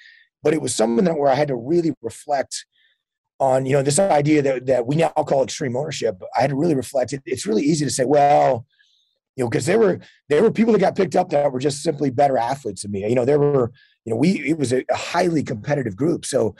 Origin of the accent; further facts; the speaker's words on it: Texas, United States; High school football, where I grew up in Texas, is a huge deal.